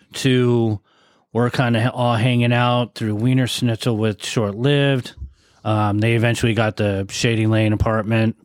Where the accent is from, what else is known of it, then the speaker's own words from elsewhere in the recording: San Diego, California, United States; also born or lived in Point Loma, San Diego / Santee, California; I was from Mira Mesa. Yeah. So I uh, started in, in Point Loma, but that's most of my time in Mira Mesa